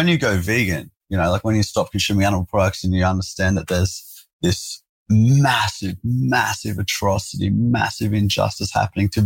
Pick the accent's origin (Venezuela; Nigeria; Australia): Australia; Sydney, New South Wales; I grew up in South Sydney, man, a place called Engadine. So in the burbs.